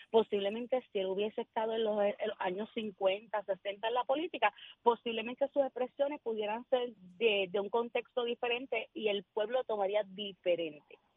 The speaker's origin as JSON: {"language": "Spanish", "country": "Puerto Rico", "said": "Y es nuestro momento como puertorriqueño."}